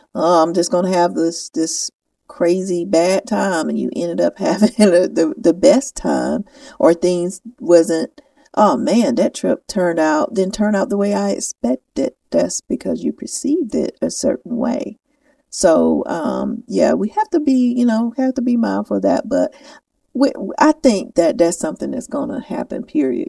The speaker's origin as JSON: {"language": "English", "region": "the South", "country": "United States", "accent": "southern", "said": "my southern accent"}